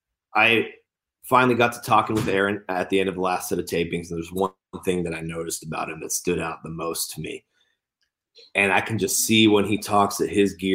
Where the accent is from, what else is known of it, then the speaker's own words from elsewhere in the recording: California, United States; I'm from California, born and raised